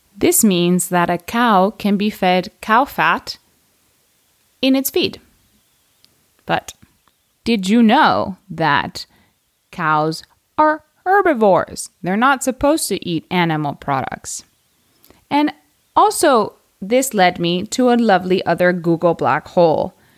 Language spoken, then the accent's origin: English; United States; I am American